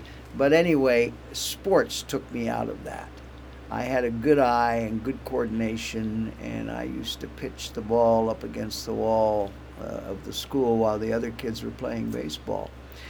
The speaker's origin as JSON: {"language": "English", "town": "Glendale", "region": "California", "country": "United States", "tie": "born or raised there", "said": "Glendale, California."}